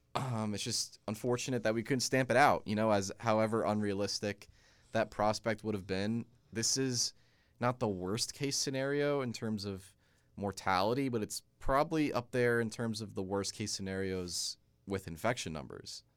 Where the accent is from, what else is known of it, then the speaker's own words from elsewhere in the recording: Hackensack, New Jersey, United States; I was born in Hack and Sack